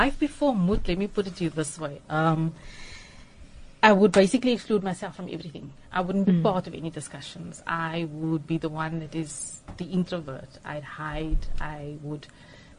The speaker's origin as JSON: {"language": "English", "town": "Johannesburg", "region": "Gauteng", "country": "South Africa", "tie": "born or raised there", "moved": "as an adult", "lives_now": "Cape Town, South Africa", "said": "I grew up in Johannesburg, got married"}